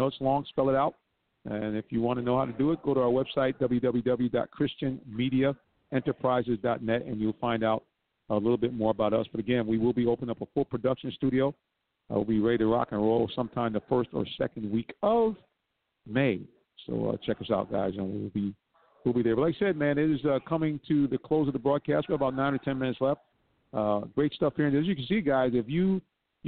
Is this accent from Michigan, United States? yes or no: no; Stockbridge, Georgia, United States; Stockbridge is my hometown